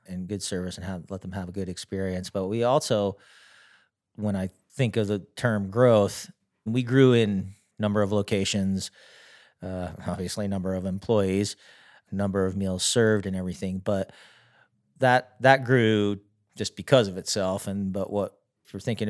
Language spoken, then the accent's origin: English; near Philadelphia, Pennsylvania, United States; moved away as an adult; now in Ogden, United States; I grew up near Philadelphia, Pennsylvania. And then after high school, my father suggested that I come out and go to the University of Utah